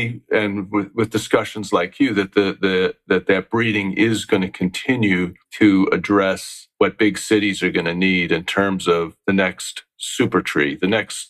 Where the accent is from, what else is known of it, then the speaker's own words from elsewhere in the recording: Midwest, United States; I'm from the Midwest as well